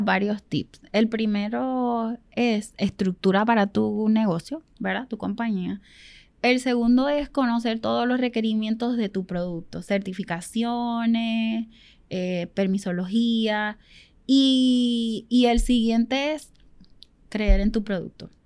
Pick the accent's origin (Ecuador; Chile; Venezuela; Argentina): Venezuela; now in Puerto Rico; nosotros somos venezolanos